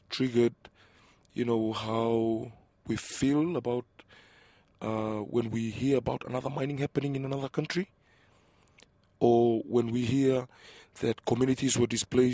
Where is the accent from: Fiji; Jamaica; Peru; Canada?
Fiji; also born or lived in Banaba (ancestral) / Rabi; I was born in Fiji. I grew up in Fiji, but I'm originally from Banaba